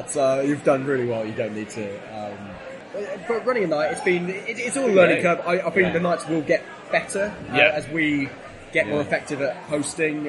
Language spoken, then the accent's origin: English; Devon, South West England, United Kingdom; I come from Devon